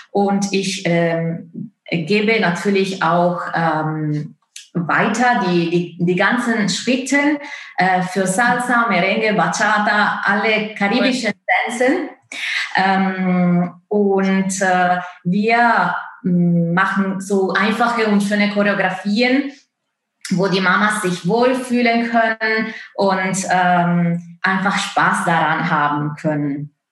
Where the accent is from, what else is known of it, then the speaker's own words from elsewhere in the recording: Italy; German is a second language; moved away as an adult; now in Leipzig, Germany; ich bin gebürtige Italienerin. Ich komme aus Italien und wohne in Deutschland seit hm, fast zehn Jahren.